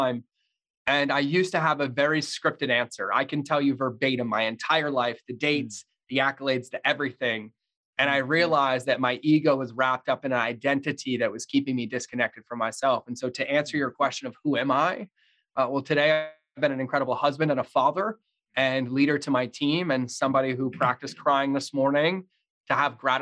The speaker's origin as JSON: {"language": "English", "region": "Massachusetts", "country": "United States", "tie": "born or raised there", "said": "I grew up in Massachusetts, pretty fucking horrendous childhood"}